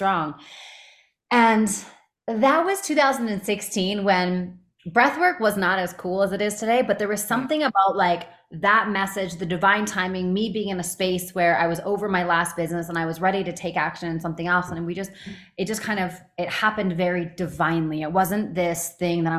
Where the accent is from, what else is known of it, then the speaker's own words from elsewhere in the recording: Canada; also born or lived in Los Angeles; now in United States; I'm from Canada